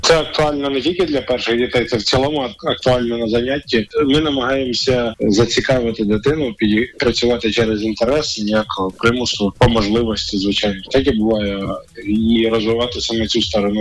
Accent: Nizhyn, Chernihiv Oblast, Ukraine; моє рідне містечко Ніжин

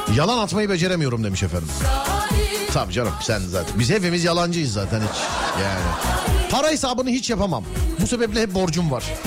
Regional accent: Istanbul, Turkey; ben de bir İstanbullu olarak

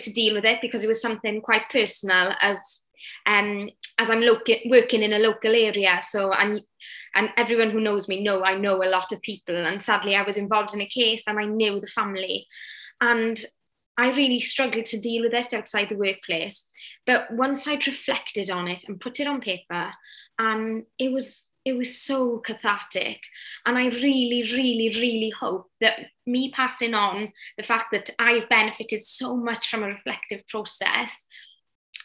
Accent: Wales, United Kingdom; accent: Welsh-speaking; first language Welsh; English is a second language; my English is poor, being first language Welsh

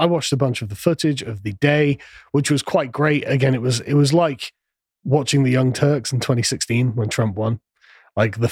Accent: England, United Kingdom; I'm from England

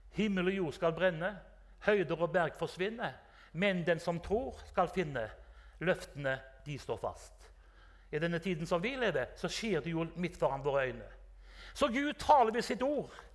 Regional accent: Haugesund, Rogaland, Norway; also born or lived in Drammen; jeg er fra Haugesund

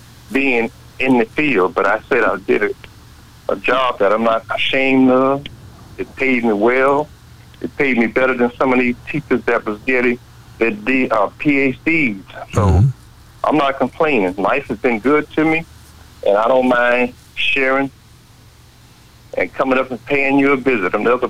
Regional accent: New York, United States; moved away; also born or lived in Las Vegas; I grew up in New York

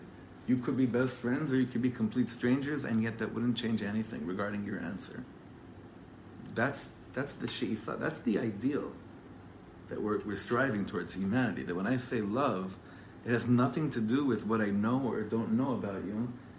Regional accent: Ra'anana, Central District, Israel; also born or lived in Englewood, United States / Los Angeles, United States; But I was born in Englewood Hospital in New Jersey, and we made Aliyah from LA to Ra'anana, not too far, in 1989. I was 9 years old.

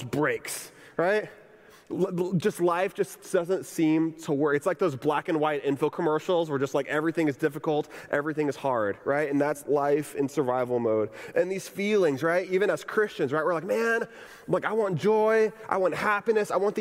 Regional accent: Texas, United States; now in Orlando, United States; I grew up in Texas

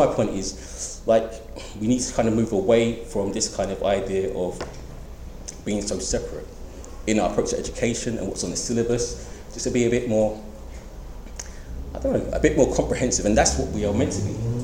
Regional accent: London, United Kingdom; I'm from East End, I love the East End

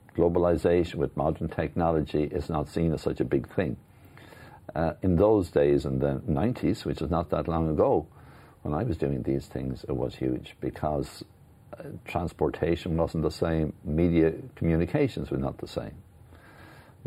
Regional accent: Ireland; I'm very proud of being Irish

